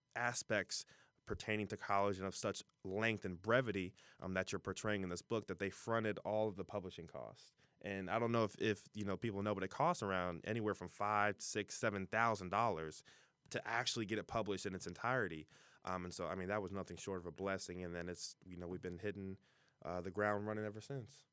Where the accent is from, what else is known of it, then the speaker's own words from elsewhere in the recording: Fairfield, Ohio, United States; I'm from Fairfield, Ohio. You know, I claim Cincinnati, but, you know, from the suburbs of Fairfield